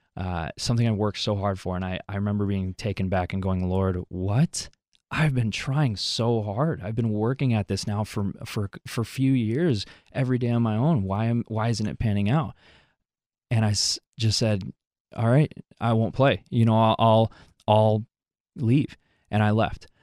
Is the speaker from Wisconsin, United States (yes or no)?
yes; Wisconsin, United States; also born or lived in Mexico City, Mexico; I grew up here in Wisconsin, for, for all my life